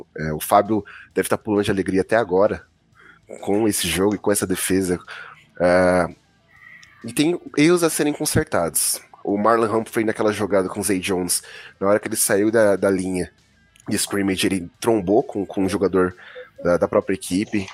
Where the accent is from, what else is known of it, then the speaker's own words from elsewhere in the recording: Itaquaquecetuba, São Paulo, Brazil; aqui na minha terra, minha longínqua Itacoaxetuba tá muito quente